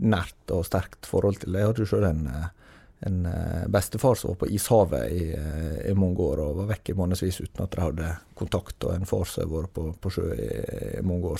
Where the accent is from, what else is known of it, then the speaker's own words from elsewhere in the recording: Herøy, Møre og Romsdal, Norway; det er kommunesenter i Herøy kommune på Sunnmøre, der jeg kommer fra.